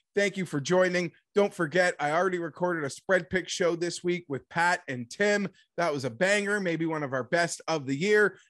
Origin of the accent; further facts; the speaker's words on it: Canada; I'm Canadian